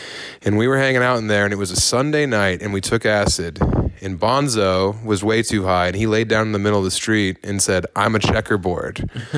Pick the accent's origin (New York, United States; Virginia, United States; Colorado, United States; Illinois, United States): Colorado, United States; Elizabeth; I'm from Elizabeth. I got nothing to lose.